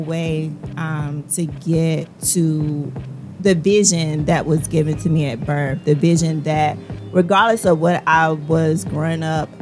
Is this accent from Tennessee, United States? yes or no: no; Rockingham, North Carolina, United States; I am originally from North Carolina. I'm from a small town called Rockingham, Richmond County